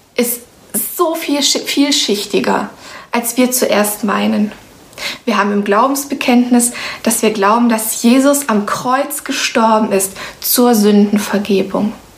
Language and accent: German; Romania; now in Germany; Ich bin zum Beispiel in Rumänien geboren